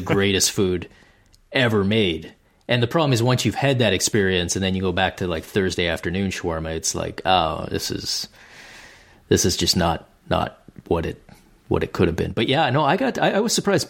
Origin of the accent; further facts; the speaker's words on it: Canada; being the Canadian that I am